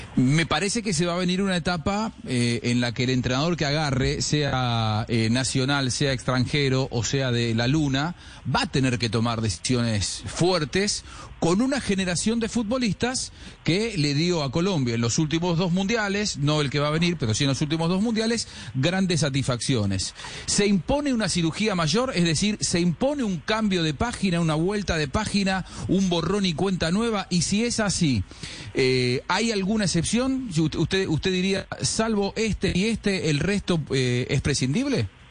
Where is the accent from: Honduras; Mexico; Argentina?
Argentina; yo como argentino